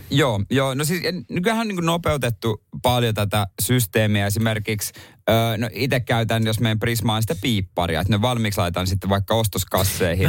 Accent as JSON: {"language": "Finnish", "region": "Ostrobothnia", "country": "Finland", "tie": "born or raised there", "moved": "yes", "said": "mä oon lapsuudessa kotona Pohjanmaalla"}